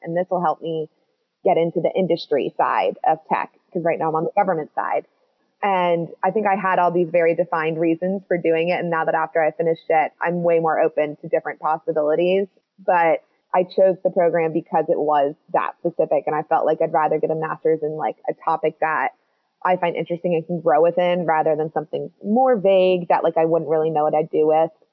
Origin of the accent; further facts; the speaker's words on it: Washington, District of Columbia, United States; moved away as an adult; now in Edinburgh, United Kingdom; I'm from the United States, DC